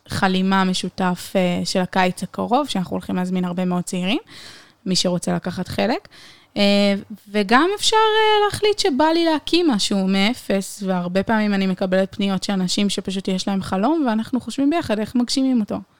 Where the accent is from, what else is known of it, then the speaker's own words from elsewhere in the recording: Haifa, Haifa District, Israel; moved away as an adult; now in Beersheba, Israel; חיפאית במקור